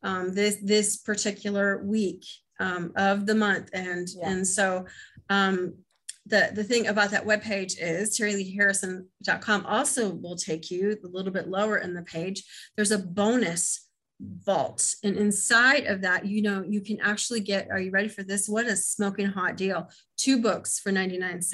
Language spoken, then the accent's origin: English; Midwest, United States; accent: Midwest; So I'm on there with my Midwest accent